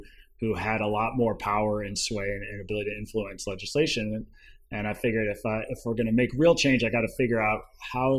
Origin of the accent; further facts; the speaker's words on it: Ann Arbor, Michigan, United States; moved away as an adult; also born or lived in Washington, D.C.; I grew up in Ann Arbor, Michigan